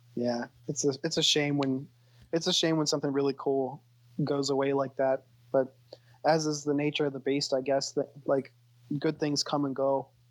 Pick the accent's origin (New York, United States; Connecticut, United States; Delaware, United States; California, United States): Delaware, United States; Wilmington; I was born and raised in Wilmington